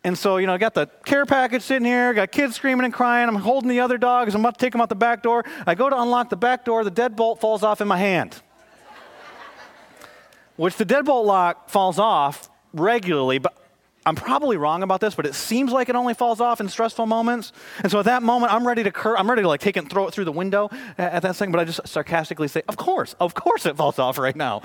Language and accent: English; Michigan, United States; moved away; also born or lived in Dallas, Texas; I'm from Michigan